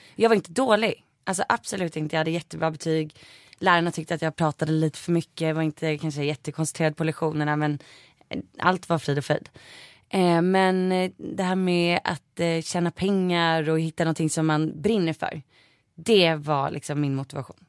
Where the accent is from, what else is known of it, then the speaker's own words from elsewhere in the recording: Saltsjöbaden, Stockholm County, Sweden; i Saltis, det eh, där jag är uppvuxen